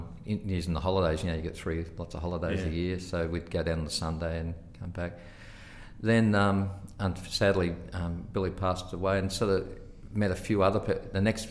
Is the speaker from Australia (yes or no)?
yes; Ballarat, Victoria, Australia; also born or lived in Sea Lake, Victoria / Portland, Victoria; I grew up in Ballarat.